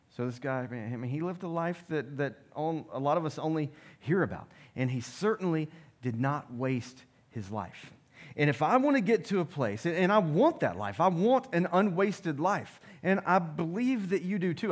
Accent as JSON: {"language": "English", "country": "United States", "said": "I'm American"}